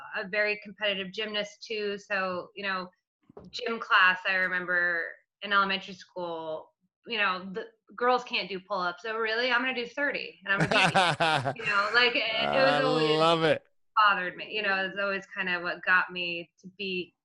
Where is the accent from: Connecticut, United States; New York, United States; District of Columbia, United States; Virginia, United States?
Virginia, United States; Virginia near DC, United States; I grew up in Virginia near DC, so the DC metropolitan area